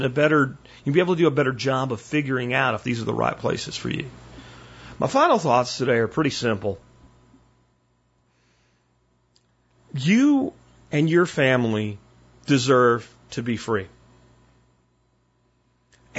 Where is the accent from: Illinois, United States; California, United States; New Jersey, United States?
New Jersey, United States; Red Bank; now in Texas, United States; I was born in New Jersey, Red Bank